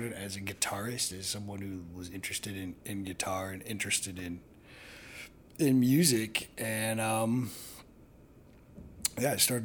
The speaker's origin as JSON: {"language": "English", "region": "Northeast Ohio", "country": "United States", "tie": "born or raised there", "moved": "yes", "lives_now": "Chicago, United States", "said": "I grew up in Northeast Ohio, not too far, kind of in between Cleveland and Akron"}